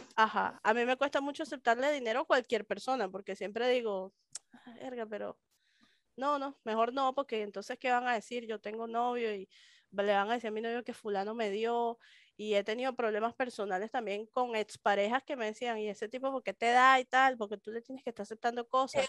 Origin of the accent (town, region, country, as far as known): Venezuela; moved away as an adult; now in Mexico